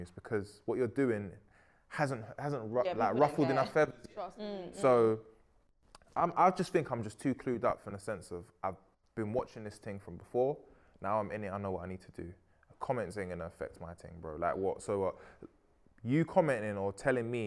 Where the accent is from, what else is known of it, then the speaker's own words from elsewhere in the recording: London, United Kingdom; I'm from Peckham